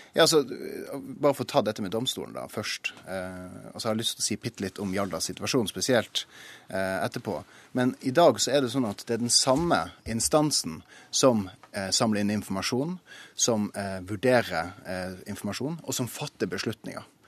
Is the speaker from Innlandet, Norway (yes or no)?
no; Tromsø, Troms, Norway; Jeg kommer jo fra Tromsø